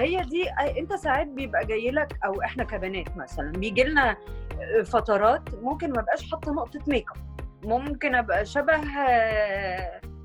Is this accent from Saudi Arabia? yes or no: no; Egypt; احنا مثلا كمصريين